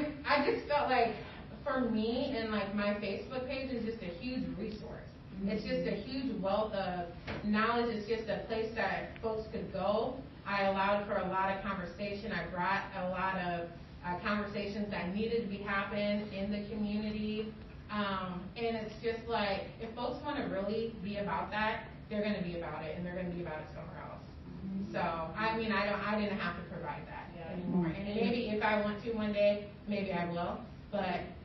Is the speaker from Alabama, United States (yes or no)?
no; Cedar Falls, Iowa, United States; moved away as an adult; now in Des Moines, United States; I grew up here in Cedar Falls. I've never lived anywhere else except Cedar Falls